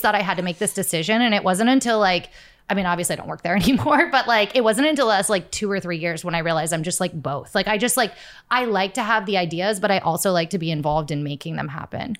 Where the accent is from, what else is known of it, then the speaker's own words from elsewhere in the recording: Florida, United States; I grew up in Florida